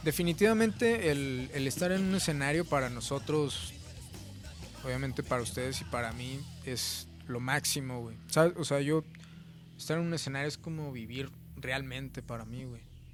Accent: Mexico; soy mexicano

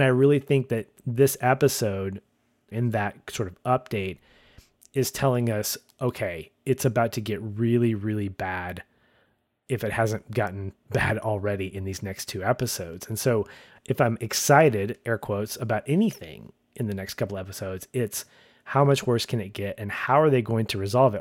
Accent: United States; as a Westerner, as an American

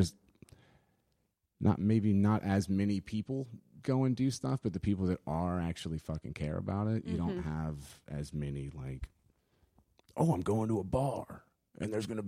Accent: Baton Rouge, Louisiana, United States; I'm from here. Oh. No, yeah, I'm born and raised here.

